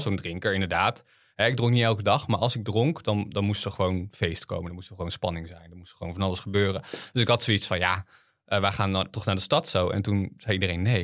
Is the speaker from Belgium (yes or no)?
no; Harderwijk, Gelderland, Netherlands; ik ben opgegroeid op de Veluwe. Ehm, in Harderwijk